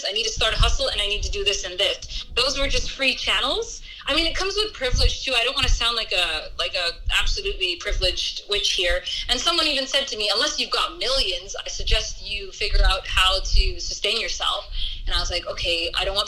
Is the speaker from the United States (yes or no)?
no; Canada; moved away as an adult; now in Somaliland; when I was growing up in Canada